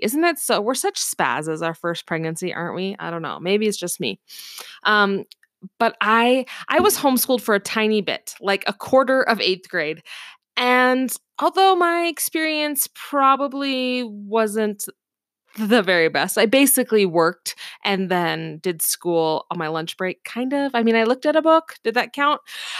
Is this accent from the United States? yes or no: yes; Seattle, Washington, United States; my educational history is I grew up in the Seattle, Washington area.